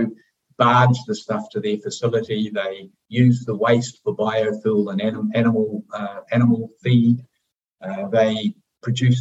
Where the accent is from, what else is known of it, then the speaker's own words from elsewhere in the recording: New Zealand; moved away; we're from New Zealand, so we have an affinity to the country